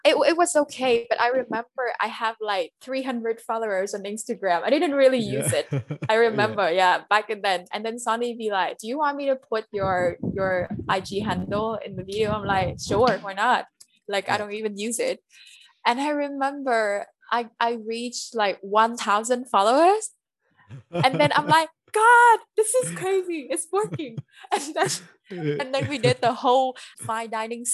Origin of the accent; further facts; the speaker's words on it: Quang Ngai, Vietnam; English is a second language; now in Ho Chi Minh City, Vietnam; I need to visit my hometown quite a lot. So I go back and forth between Saigon and Quang Ngai